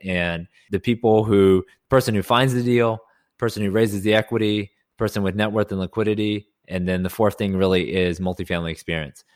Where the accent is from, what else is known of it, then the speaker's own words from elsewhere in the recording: Houston, Texas, United States; also born or lived in Austin; born and raised in Houston, went to school in Austin at U T